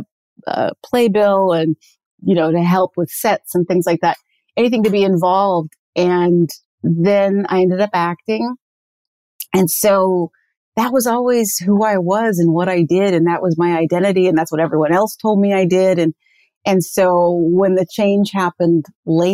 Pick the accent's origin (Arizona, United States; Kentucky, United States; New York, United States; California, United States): California, United States; Santa Monica; I grew up in Santa Monica, California, beach baby.